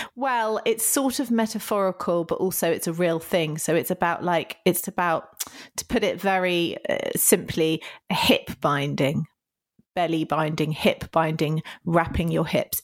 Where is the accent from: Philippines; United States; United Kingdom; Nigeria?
United Kingdom; a lot of my particular apologising is down to being British.